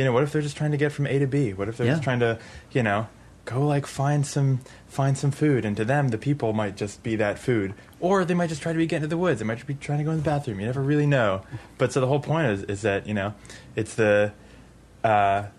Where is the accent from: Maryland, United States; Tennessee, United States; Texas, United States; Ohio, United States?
Maryland, United States; Kensington; moved away as an adult; also born or lived in Czech Republic; now in Austin, United States; I grew up in Maryland. Uh-huh. I grew up in Kensington